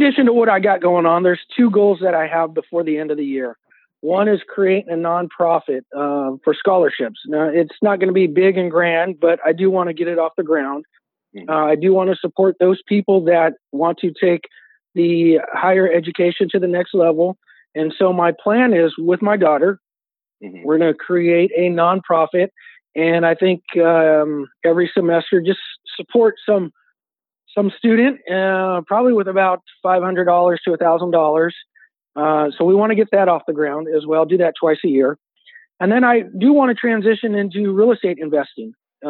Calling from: Hayward, California, United States; I am calling from the San Francisco Bay Area, Hayward, California.

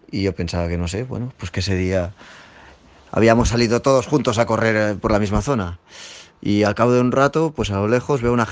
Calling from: Barcelona, Catalonia, Spain; Hola Marc … de Barcelona.

